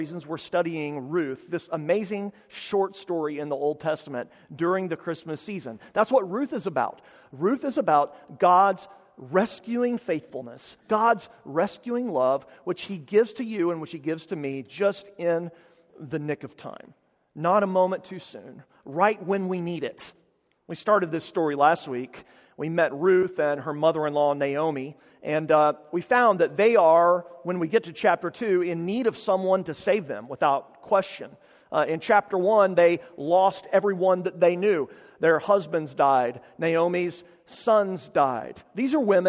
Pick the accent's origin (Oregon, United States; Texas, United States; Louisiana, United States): Texas, United States; Amarillo; my hometown of Amarillo, which is in the Texas Panhandle